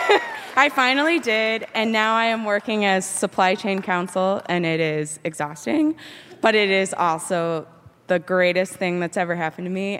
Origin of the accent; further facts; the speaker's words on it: Indiana, United States; now in Maine, United States; We're from Indiana originally.